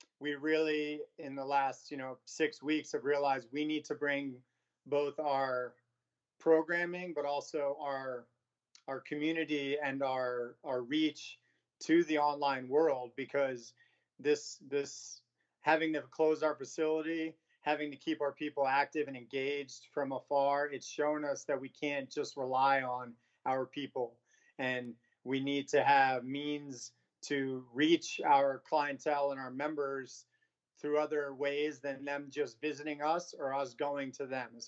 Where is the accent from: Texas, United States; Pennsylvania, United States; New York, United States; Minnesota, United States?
New York, United States; moved away as an adult; now in San Diego, United States; I'm from New York originally, moved to San Diego about 15 years ago